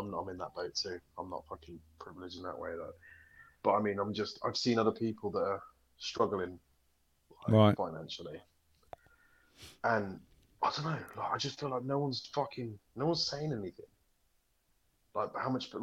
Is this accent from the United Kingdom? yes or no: yes; United Kingdom; We're British